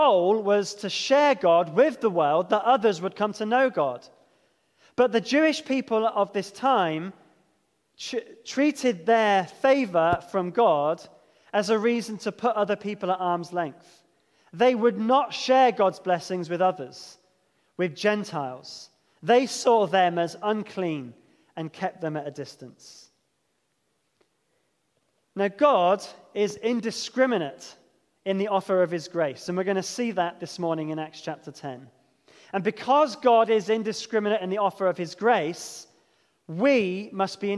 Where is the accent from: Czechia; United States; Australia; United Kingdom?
United Kingdom; England; I'm English